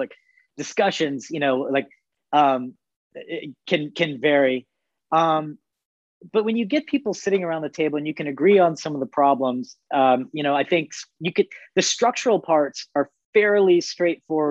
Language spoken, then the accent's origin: English; Arizona, United States; That's my home state.